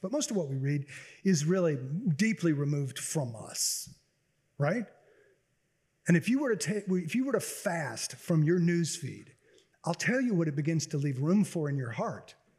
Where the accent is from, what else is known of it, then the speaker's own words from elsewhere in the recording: Baton Rouge, Louisiana, United States; growing up in Baton Rouge